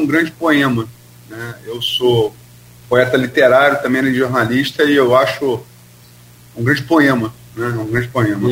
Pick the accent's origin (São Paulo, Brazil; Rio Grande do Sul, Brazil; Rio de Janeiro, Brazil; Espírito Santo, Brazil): Rio de Janeiro, Brazil; Campos dos Goytacazes; eu sou de Campos e, e, e sempre vou votar em candidato para o parlamento da minha região